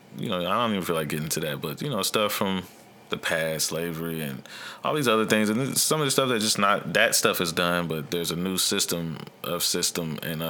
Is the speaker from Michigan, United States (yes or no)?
no; Dayton, Ohio, United States; also born or lived in South Carolina; when I moved from South Carolina to back to Dayton, Ohio, we had been like all over the country a little bit from military, and my parents got divorced, and then still went a different couple other states, and then came back to Dayton.